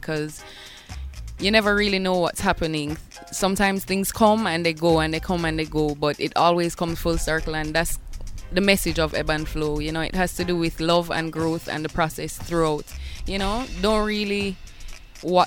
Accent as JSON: {"language": "English", "town": "Bull Bay", "region": "Saint Andrew", "country": "Jamaica", "tie": "born or raised there", "said": "growing up in Bull Bay, I had a next-door neighbor who collected records"}